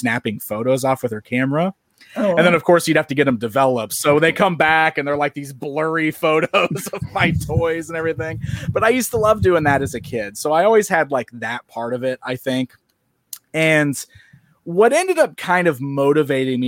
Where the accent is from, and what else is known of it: Springfield, Illinois, United States; born or raised there